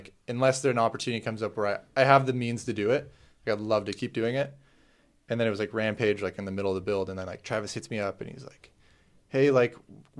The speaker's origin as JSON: {"language": "English", "country": "Canada", "said": "because I was Canadian."}